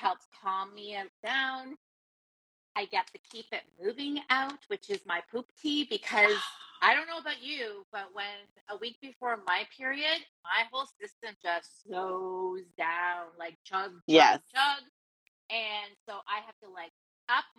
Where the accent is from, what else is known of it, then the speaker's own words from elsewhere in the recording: Canada; I'm Canadian